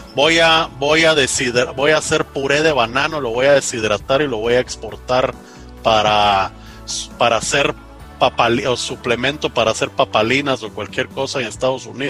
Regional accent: Guatemala; En el Roble, en Guatemala

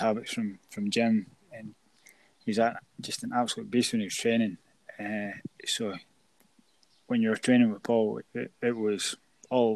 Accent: Aviemore, Scotland, United Kingdom; my hometown team, just Aviemore Thistle

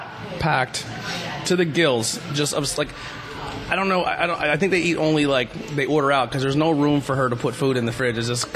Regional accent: Schuylkill County, Pennsylvania, United States; Listen, I'm from School County.

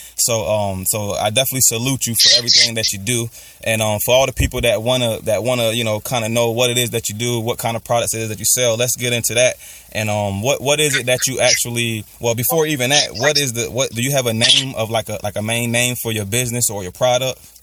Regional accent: Maryland, United States; my hometown, Peace City, Maryland

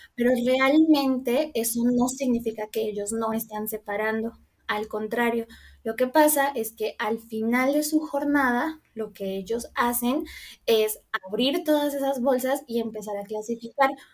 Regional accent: Colombia; moved away as an adult; now in Mexico; estudié en Colombia porque soy colombiana. Mm, y bueno, digamos que toda mi carrera la hice allí, eh, bueno, viví allí toda mi vida

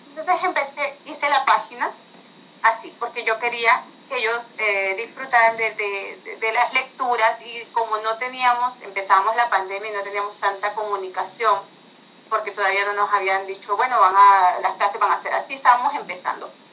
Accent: Honduras; no soy de España, soy de Honduras

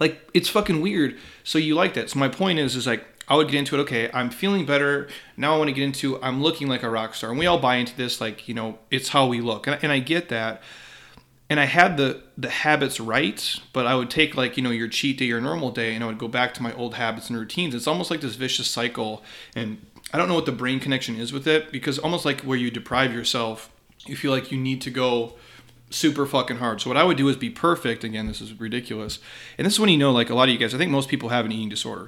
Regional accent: Midwest, United States; I grew up in the Midwest

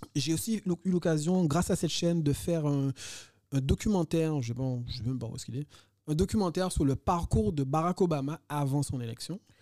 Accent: Les Abymes, Guadeloupe; moved away as an adult; also born or lived in Petit-Bourg / Montpellier / France; Moi, je suis né ici, je suis né en Guadeloupe, hein, je suis pas né en France

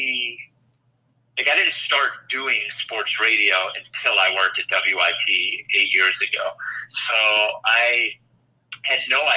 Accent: Glen Mills, Pennsylvania, United States; also born or lived in Wallingford, Pennsylvania / Chicago; I grew up in Delaware County. I lived in Wallingford until second grade, and then we moved to Glen Mills

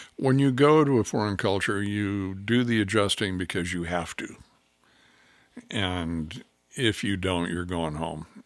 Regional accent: California, United States; moved away as an adult; also born or lived in Africa; now in Oregon, United States; I was raised in California

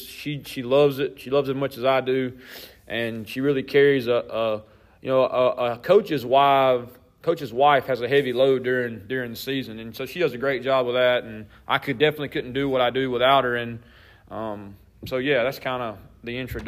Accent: Gaffney, South Carolina, United States; I'm from Gaffney. I was born here, and I went to high school at Gaffney.

